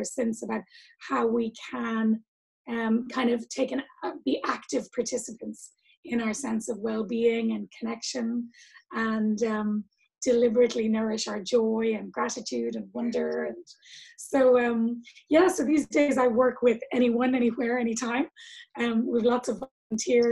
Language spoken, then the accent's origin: English; Dublin, Leinster, Ireland; I grew up in Ireland, in Dublin.